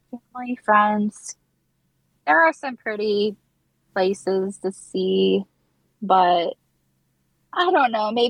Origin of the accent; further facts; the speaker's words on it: Kansas City, Missouri, United States; So I just say Kansas City. It's much easier. I am from Kansas City.